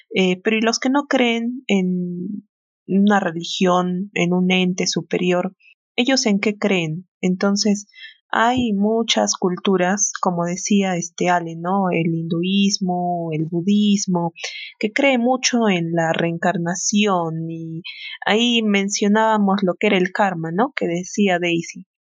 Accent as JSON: {"language": "Spanish", "country": "Peru", "said": "nosotros somos de Perú"}